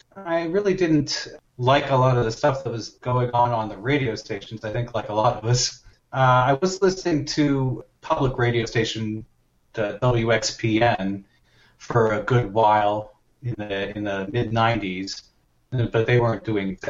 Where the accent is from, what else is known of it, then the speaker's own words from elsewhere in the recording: Lansdale, Pennsylvania, United States; also born or lived in Haddonfield, New Jersey; I'm from Philadelphia. Uh, that's where I grew up for the most part, uh, just outside of Philadelphia, uh, in uh, Lansdale, Pennsylvania, and Haddonfield, New Jersey